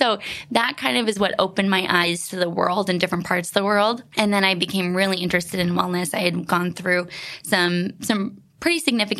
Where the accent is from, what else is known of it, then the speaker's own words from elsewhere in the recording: Vancouver Island, British Columbia, Canada; moved away; We grew up in the middle of nowhere on Vancouver Island in Canada.